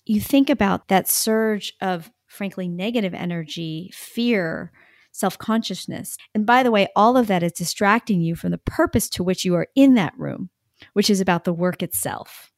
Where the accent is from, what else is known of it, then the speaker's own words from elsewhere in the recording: United States; I am Asian American